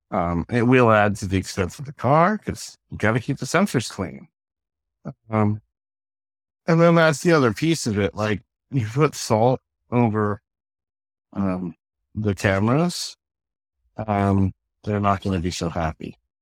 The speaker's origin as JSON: {"language": "English", "region": "Pennsylvania", "country": "United States", "tie": "born or raised there", "said": "I grew up in Pennsylvania"}